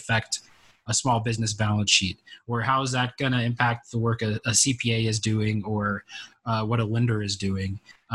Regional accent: Texas, United States; moved away as an adult; now in Washington, United States; I'm from Texas originally

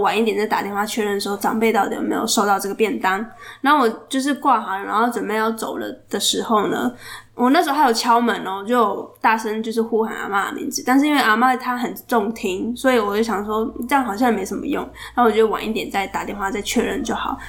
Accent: Chiayi, Chiayi City, Taiwan; 我是嘉义人

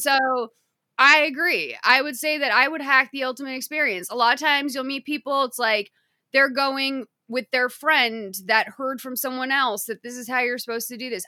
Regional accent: United States; I'm an American

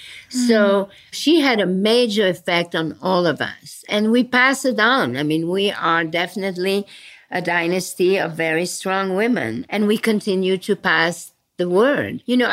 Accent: Belgium; born there; So since you talk about Brussels, I was born in Belgium after the war.

